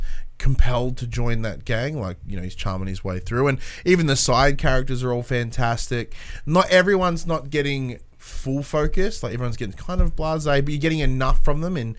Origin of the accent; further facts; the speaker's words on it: Australia; I'm Australian